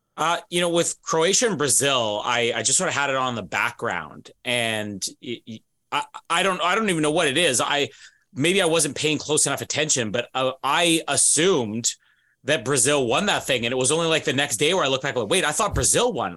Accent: Canada; even as a Canadian

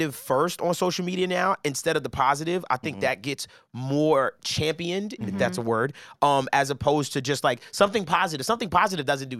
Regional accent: United States; as an American, there's a certain lifestyle that we're accustomed to growing up

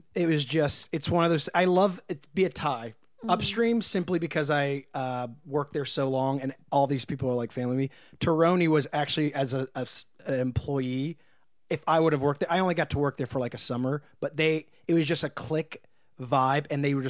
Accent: Martinsburg, West Virginia, United States; also born or lived in Midwest; now in Los Angeles, United States; I'm from Martinsburg, West Virginia. Oh boy. I grew up a little girl there.

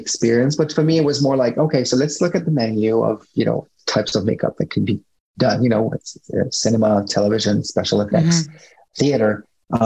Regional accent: Montreal, Quebec, Canada; first language French; English is a second language; moved away as an adult; also born or lived in Toronto / New York City; I'm Canadian. So I was based at the time in Montreal. Then I moved to Toronto. For, you know, because English is not my first language, you know, my accent here and there, French is my first language

